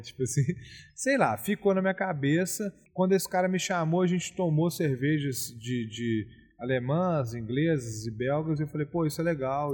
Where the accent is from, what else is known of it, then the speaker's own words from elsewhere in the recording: Belo Horizonte, Minas Gerais, Brazil; also born or lived in Rio de Janeiro / Ouro Preto; eu nasci em Belo Horizonte. Eu passei minha infância, obviamente, em BH, Rio de Janeiro e Fazenda